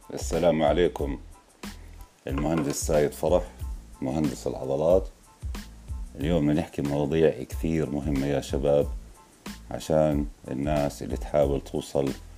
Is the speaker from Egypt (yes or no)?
no; Jordan; إحنا عندنا في الأردن